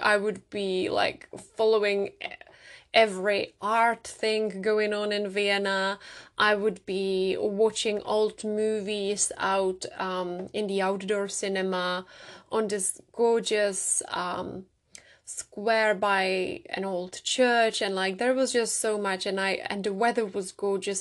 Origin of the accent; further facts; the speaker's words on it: Czechia; moved away; I grew up in the Czech Republic